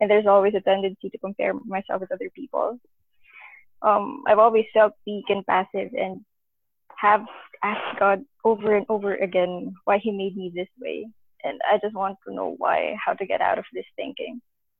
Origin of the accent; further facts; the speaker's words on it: Philippines; I'm from the Philippines.